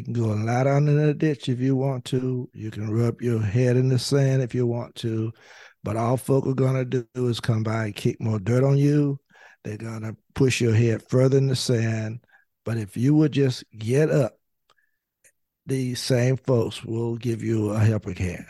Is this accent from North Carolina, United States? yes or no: yes; North Carolina, United States; I was the youngest African American lawyer at the time practicing in the state of North Carolina.